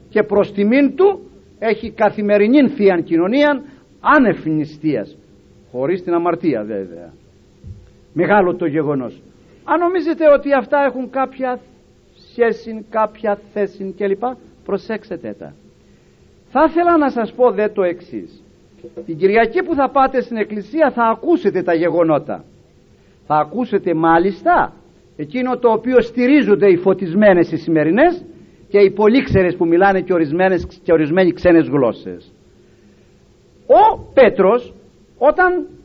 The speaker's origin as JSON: {"language": "Greek", "country": "Greece", "said": "εγώ είμαι Έλληνας και το Πνεύμα το Άγιο ξέρει ότι είμαι Έλληνας"}